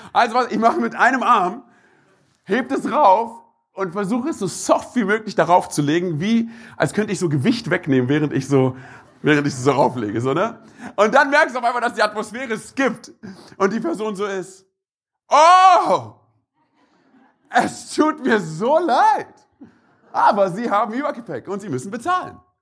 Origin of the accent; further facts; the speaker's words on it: Berlin, Germany; bin gebürtiger Berliner.